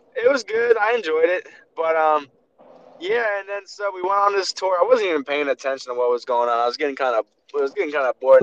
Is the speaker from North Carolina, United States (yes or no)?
no; Baltimore, Maryland, United States; I'm from Baltimore